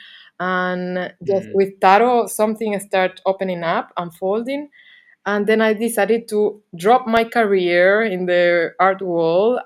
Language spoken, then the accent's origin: English; Canary Islands, Spain; English is a second language; moved away as an adult; also born or lived in Barcelona / England; I'm from Canary Islands, and then I lived some bit in Barcelona